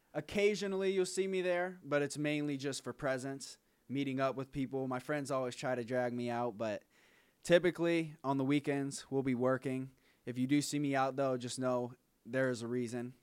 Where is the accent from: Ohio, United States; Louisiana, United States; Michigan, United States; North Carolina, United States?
Ohio, United States; Akron; we're from Akron, Ohio